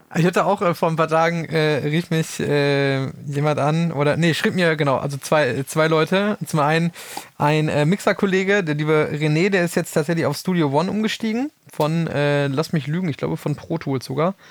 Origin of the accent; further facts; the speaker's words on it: Kreis Soest, North Rhine-Westphalia, Germany; ich komme ja aus dem, aus dem Kreis Soos gebürtig